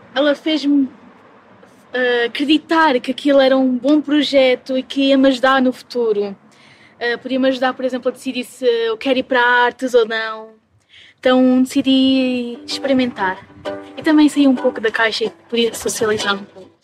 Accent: Valhascos, Santarém District, Portugal; vim de Valhascos, que é basicamente o Sardual.

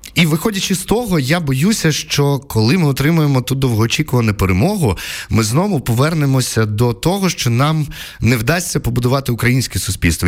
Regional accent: Poltava Oblast, Ukraine; first language Russian; Ukrainian is a second language; я з Полтавщини е, розмовляв російською, закінчував російську школу

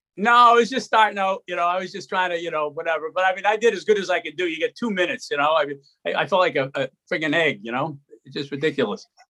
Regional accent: Arlington, Massachusetts, United States; I grew up in Arlington

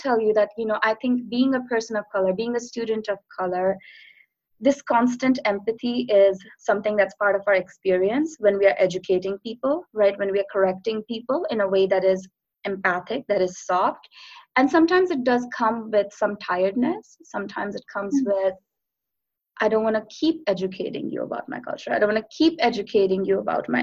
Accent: India; moved away as an adult; I come from India

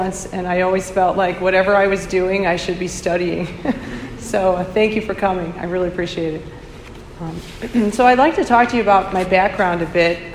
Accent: St. Louis, Missouri, United States; moved away as an adult; now in Chicago, United States; I'm from St. Louis, Missouri. That's where I was born.

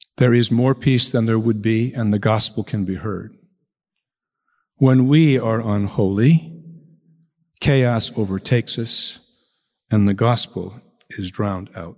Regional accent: Chicago, Illinois, United States; I come from Chicago. In Chicago, we use the Irish word wake

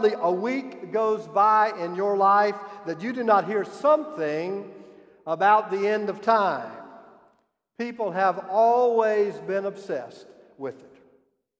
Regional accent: South Carolina, United States; moved away; my home state

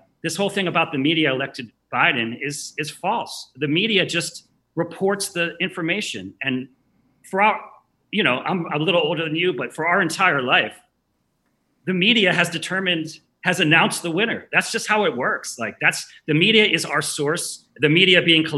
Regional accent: Philadelphia, Pennsylvania, United States; I'm from Philly

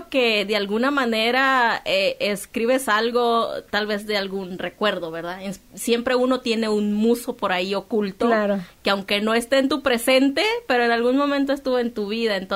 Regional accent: Culiacán, Sinaloa, Mexico; Yo vivo en Culiacán, soy de Culiacán

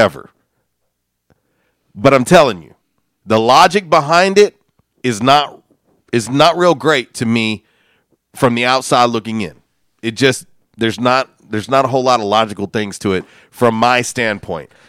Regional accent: Florida, United States; moved away; I'm originally from Florida

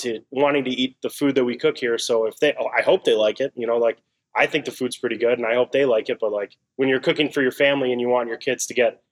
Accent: Arcadia, California, United States; moved away as an adult; also born or lived in New York; now in Chicago, United States; I grew up in Los Angeles. So Arcadia, which is right next to Pasadena

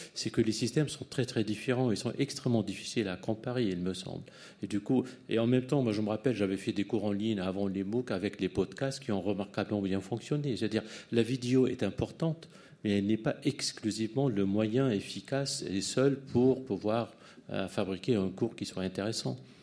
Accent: United States; moved away as an adult; now in France; moi, je suis américain, j'ai enseigné longtemps aux États-Unis.

